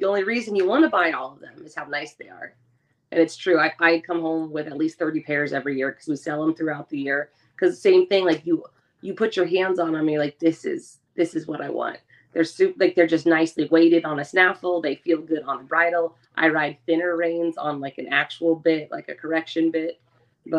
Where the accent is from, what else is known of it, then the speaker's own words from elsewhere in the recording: West Coast, United States; I grew up on the West Coast where you listen to a lot of stuff